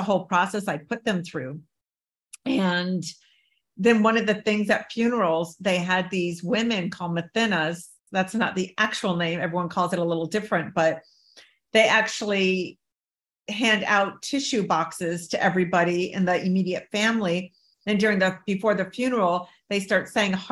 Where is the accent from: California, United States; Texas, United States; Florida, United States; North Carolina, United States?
California, United States; San Diego; I grew up in San Diego under a Baghdad roof.